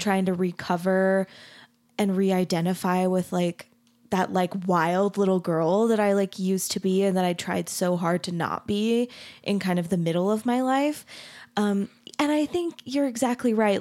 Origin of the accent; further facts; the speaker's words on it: Arizona, United States; I grew up in Arizona